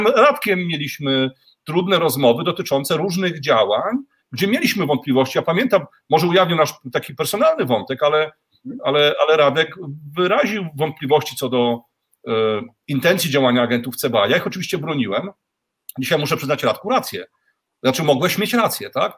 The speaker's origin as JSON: {"language": "Polish", "country": "Poland", "moved": "yes", "lives_now": "Moldova", "said": "ja mieszkam na stałe w Mołdawii za granicą i nawet tutaj w Mołdawii, e, jak słyszą, że jestem z Polski"}